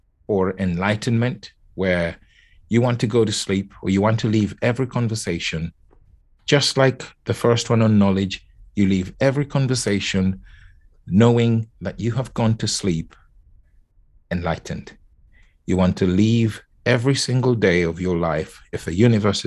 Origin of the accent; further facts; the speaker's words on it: Nairobi, Kenya; I was born and raised in Kenya. So, and as a child, I was born in Nairobi